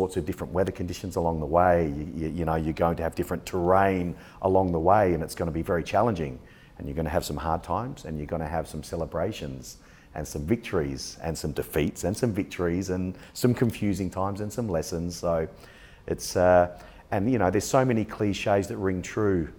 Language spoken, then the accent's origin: English; Adelaide, South Australia, Australia; also born or lived in Essex; now in Sydney, Australia; I grew up in Adelaide, South Australia, and that's where the majority of my bodybuilding was done